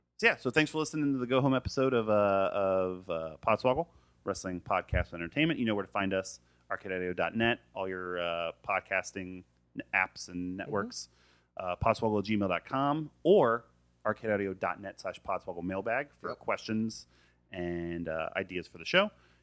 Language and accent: English; Florida, United States; I'm from Florida.